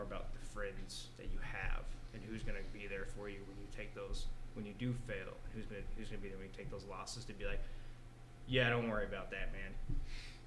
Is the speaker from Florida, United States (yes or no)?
no; Lubbock, Amarillo, Texas, United States; I grew up in Lubbock, Amarillo